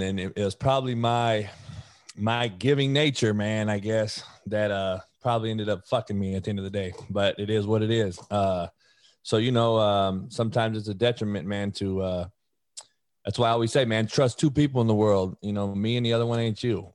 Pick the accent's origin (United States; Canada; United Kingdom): United States; Compton, California; I was the only white kid growing up in Compton.